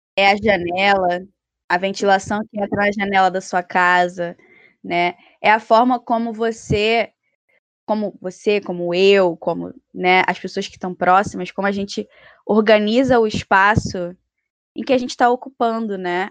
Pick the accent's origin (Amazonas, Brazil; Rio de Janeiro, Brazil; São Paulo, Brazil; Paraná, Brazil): Rio de Janeiro, Brazil; do local onde eu vim, da Rocinha